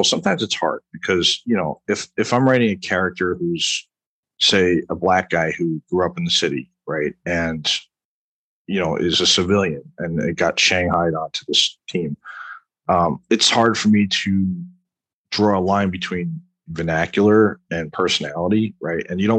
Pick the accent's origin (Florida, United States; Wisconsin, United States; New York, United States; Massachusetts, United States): New York, United States; Well, when I joined the military, I used to talk like this, all right, because I'm originally from Long Island, right?